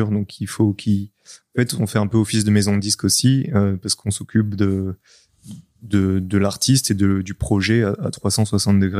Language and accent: French; France; on est français avant tout quand même.